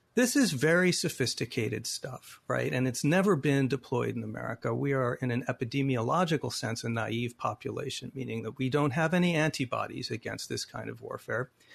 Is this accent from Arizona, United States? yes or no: yes; Phoenix, Arizona, United States; my hometown of Arizona, the Veterans Memorial Coliseum, where I sat and saw many Suns games as a kid